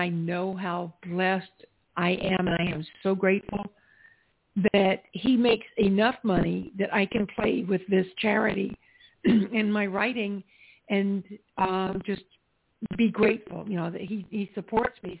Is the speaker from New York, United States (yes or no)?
no; South Carolina, United States; where I grew up in South Carolina